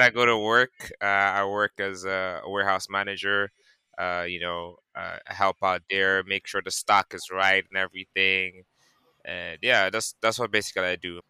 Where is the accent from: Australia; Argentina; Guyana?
Guyana; Georgetown; now in New York City, United States; I'm from Guyana originally, uh, Georgetown. You know, uh, that's the capital, okay. and uh, I live currently in New York City.